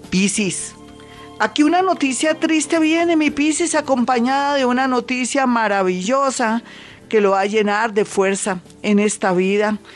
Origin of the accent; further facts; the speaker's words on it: Colombia; somos colombianos, somos resilientes y fuertes